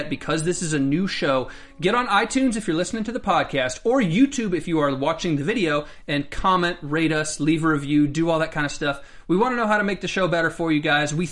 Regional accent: United States; I'm the only American

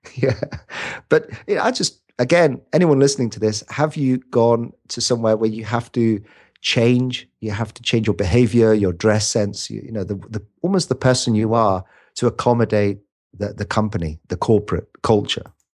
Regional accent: United Kingdom; I'm a Brit. I'm a scrawny little Brit

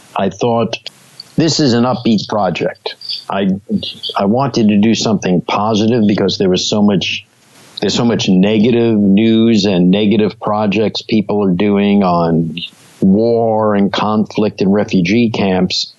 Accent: New York City, New York, United States; I grew up in Brooklyn

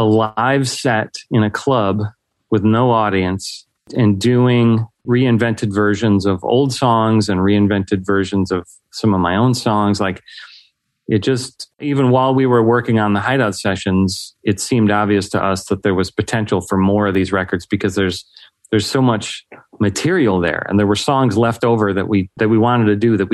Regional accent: Chicago area, Illinois, United States; also born or lived in Algonquin, Illinois; now in Aurora, United States; I've grown up in this area. I currently live in Aurora, but like lived in the Algonquin area for a long time.

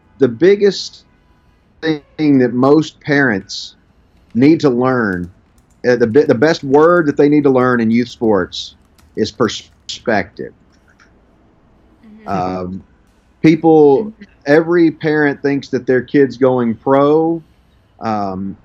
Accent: Memphis, Tennessee, United States; now in Arkansas, United States; I grew up in the Memphis, Tennessee area where basketball was king

